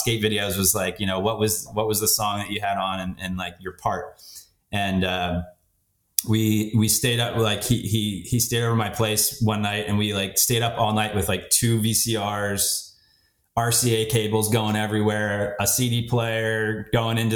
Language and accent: English; West Chester, Pennsylvania, United States; moved away; I grew up outside of Philly, a town called Westchester, Pennsylvania